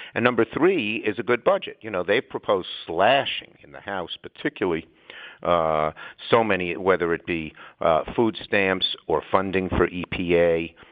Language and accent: English; New York, United States; I'm a New Yorker